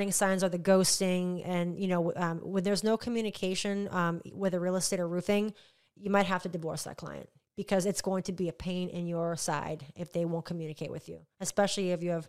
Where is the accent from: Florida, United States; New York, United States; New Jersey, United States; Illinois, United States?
Florida, United States; Indian Harbor Beach; I'm originally from Indian Harbor Beach, and I wasn't an HOA.